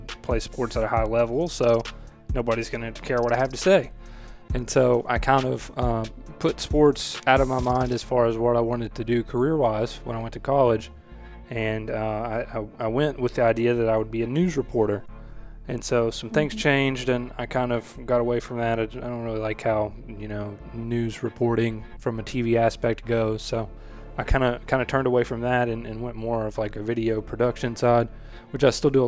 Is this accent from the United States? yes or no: yes; Greenup County, Kentucky, United States; originally I'm from Kentucky, a small town in northeastern Kentucky, Greenup County, Kentucky, to be exact.